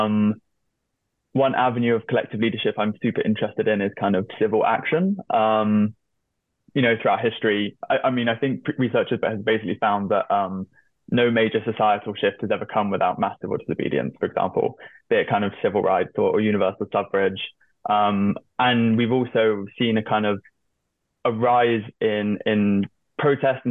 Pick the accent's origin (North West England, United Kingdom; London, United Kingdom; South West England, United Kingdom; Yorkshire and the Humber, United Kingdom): South West England, United Kingdom; hometown of Extinction Rebellion; it's actually from my hometown